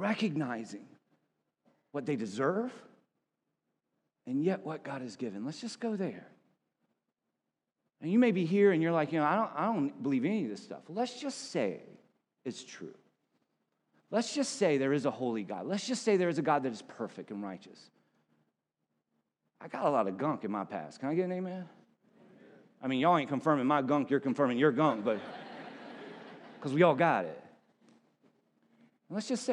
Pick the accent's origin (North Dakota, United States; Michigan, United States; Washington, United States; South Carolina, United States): South Carolina, United States; I was a preacher's kid growing up in South Carolina